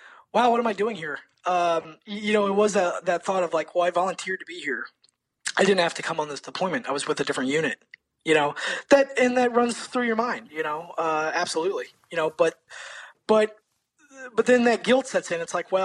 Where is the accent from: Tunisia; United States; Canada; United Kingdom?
United States; Florida; Growing up in Florida. Florida. Yeah, growing up in Florida.